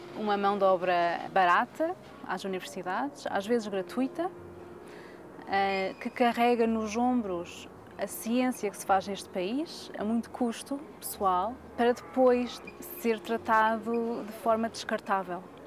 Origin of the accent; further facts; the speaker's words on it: Coimbra, Centro, Portugal; sou cá de Coimbra